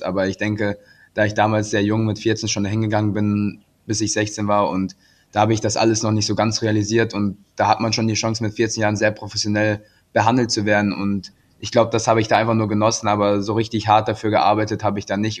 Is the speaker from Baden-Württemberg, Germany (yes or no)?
no; Krefeld, North Rhine-Westphalia, Germany; also born or lived in Salzburg / Iserlohn; Krefeld ist immer meine Heimat gewesen und auch wenn ich in Salzburg oder in Iserlohn war, immer Krefeld war in meinem Herzen